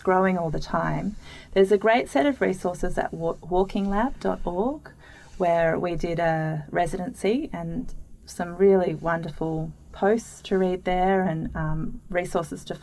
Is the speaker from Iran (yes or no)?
no; Sydney, New South Wales, Australia; I grew up in Haberfield